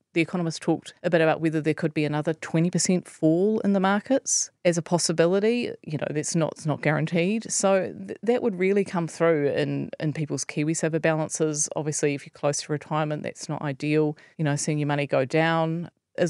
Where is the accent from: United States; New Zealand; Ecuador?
New Zealand; as a New Zealander